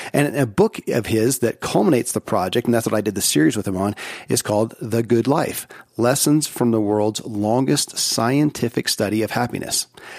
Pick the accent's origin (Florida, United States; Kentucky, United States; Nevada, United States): Kentucky, United States; born or raised there